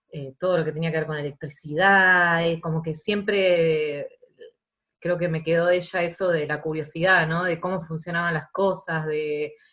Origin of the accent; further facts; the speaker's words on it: Banfield, Buenos Aires Province, Argentina; now in Buenos Aires, Argentina; vivía en la calle con mis amigas en Banfield y, y bueno, y ahora vivo en Capital, pero no soy porteña.